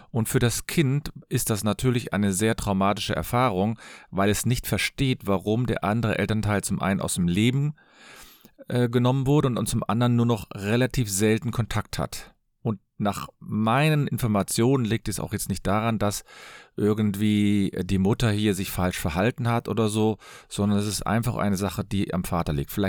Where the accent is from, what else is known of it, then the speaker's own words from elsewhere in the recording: Cologne, North Rhine-Westphalia, Germany; Ich komme aus Köln. Ich bin Fachanwalt für Familienrecht.